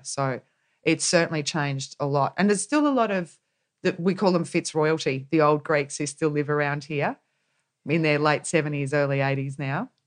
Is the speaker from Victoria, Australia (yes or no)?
yes; Corryong, Victoria, Australia; I grew up in a town called Correon, which is at the start of the Murray River, essentially, in Victoria, right at the base of the Snowy Mountains.